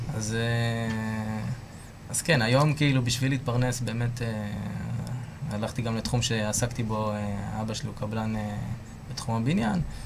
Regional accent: Beersheba, Southern District, Israel; born or raised there

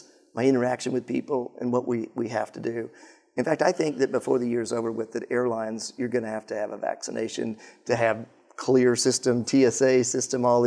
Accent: Colorado, United States; I grew up in Colorado

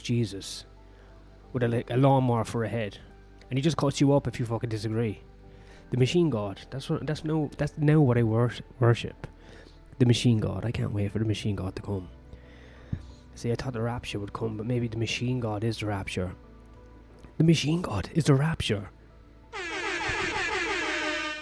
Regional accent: Ireland; I'm Irish.

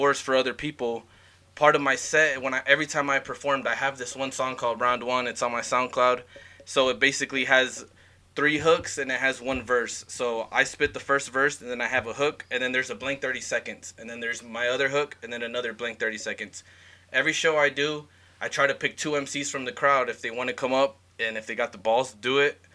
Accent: Arizona, United States; moved away as an adult; now in Idaho, United States; I'm from Arizona

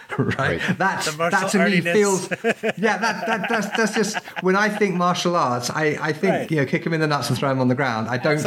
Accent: Peru; And the thing is, I grew up partly in Peru, so I speak Spanish.

